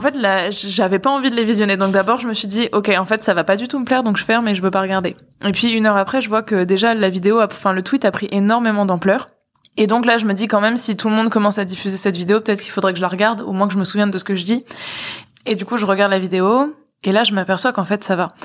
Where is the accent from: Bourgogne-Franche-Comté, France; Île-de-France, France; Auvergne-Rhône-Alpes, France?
Île-de-France, France; Boulogne-Billancourt; je suis née à Boulogne, j'ai grandi à Boulogne, enfin c'était ma, ma ville